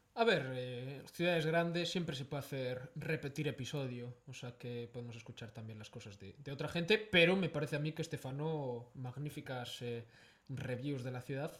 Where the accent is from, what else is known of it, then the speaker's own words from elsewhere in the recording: Galicia, Spain; luego hicimos un poco ese retorno en nuestra comunidad eh, en Galicia